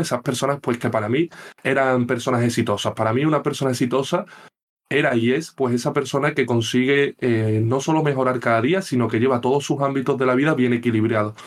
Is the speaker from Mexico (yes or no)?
no; Seville, Andalusia, Spain; soy de Sevilla